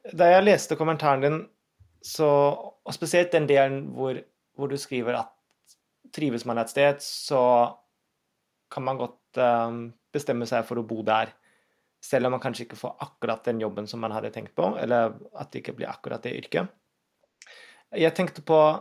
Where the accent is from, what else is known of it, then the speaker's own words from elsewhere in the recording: Berlin, Germany; now in Norway; Jeg er jo født og oppvokst i Tyskland, i Berlin.